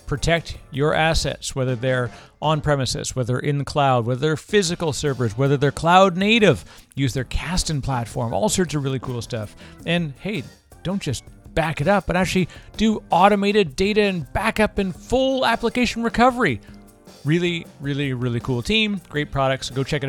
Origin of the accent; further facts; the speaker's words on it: Canada; People never know that I'm Canadian until I talk to another Canadian. And then for whatever reason, our accents kind of bleed pretty heavily in those ones.